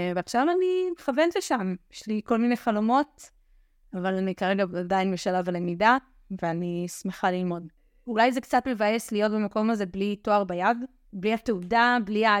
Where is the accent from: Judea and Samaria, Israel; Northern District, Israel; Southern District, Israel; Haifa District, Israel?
Judea and Samaria, Israel; Shim'a; רכזת נוער ביישוב שמעה, ביישוב שגדלתי בו